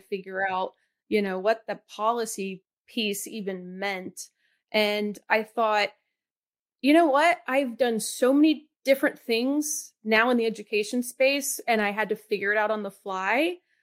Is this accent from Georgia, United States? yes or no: yes; Atlanta, Georgia, United States; I grew up in Atlanta